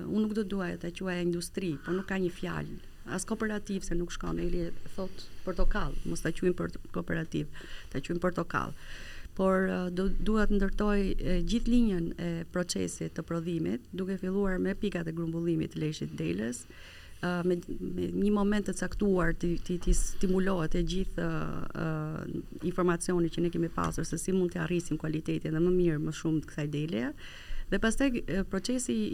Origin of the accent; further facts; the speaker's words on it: Kukës, Kukës County, Albania; also born or lived in Vlorë; unë në fakt jam me origjinë nga Vlora lindur e rritur në Kukës 97-ën e kalova në Vlorë